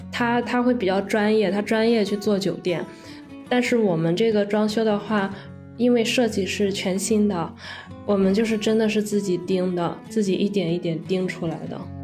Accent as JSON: {"language": "Chinese", "town": "Linyi", "region": "Shandong", "country": "China", "tie": "born or raised there", "also_born_or_lived": "Qingdao", "said": "我们老家是临沂的"}